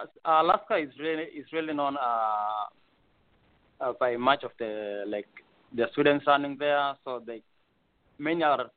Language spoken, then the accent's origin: English; Eldoret, Uasin Gishu County, Kenya; moved away as an adult; now in Anchorage, United States; I'm from Eldoret, Kenya.